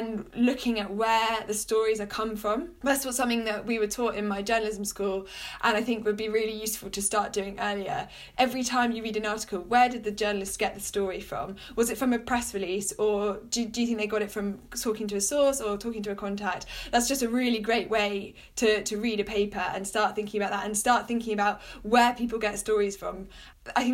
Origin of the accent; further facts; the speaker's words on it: United Kingdom; I grew up near London, so could go into London to do various work experiences